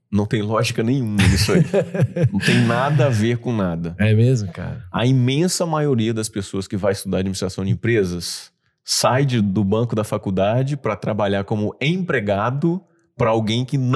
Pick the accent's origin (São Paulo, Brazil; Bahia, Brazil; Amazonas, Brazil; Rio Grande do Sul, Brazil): Bahia, Brazil; É um sotaque bem menos carregado, mas quem é de Salvador, por exemplo, percebe que eu, que eu tenho esse sotaque.